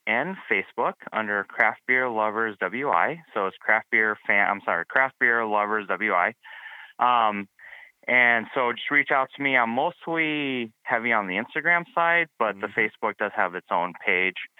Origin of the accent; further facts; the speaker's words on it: Milwaukee, Wisconsin, United States; I'm from Milwaukee